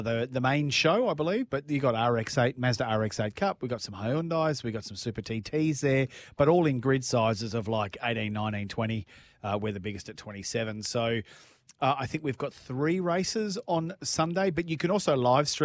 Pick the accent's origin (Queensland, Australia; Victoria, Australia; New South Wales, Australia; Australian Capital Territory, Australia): Victoria, Australia; Melbourne; Calder Park back in Melbourne, my hometown